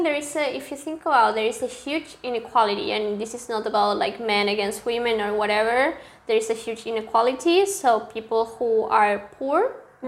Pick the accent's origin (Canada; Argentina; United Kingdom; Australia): Argentina; Córdoba; English is a second language; moved away as an adult; also born or lived in San Luis, Argentina; now in Germany; I was born in San Luis. That is a very, very small city in Argentina, but I lived my whole life in Cordoba